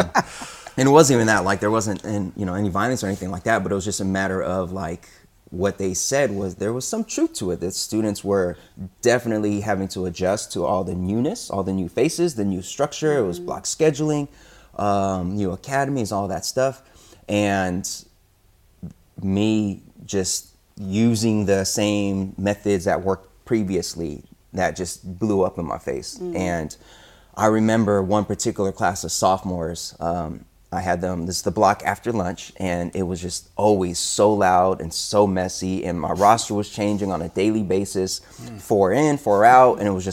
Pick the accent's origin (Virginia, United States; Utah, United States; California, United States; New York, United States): California, United States; Sacramento; moved away; my first 4 years were back in my hometown of Sacramento. Shout out Sacramento and all my Sactown peeps